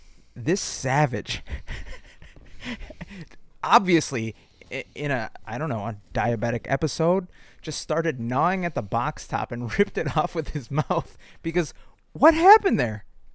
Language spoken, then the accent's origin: English; United States; I'm American.